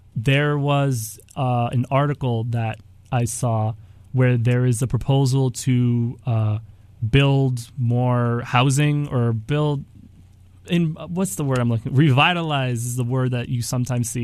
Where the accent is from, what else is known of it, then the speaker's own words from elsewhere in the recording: United States; born here in the United States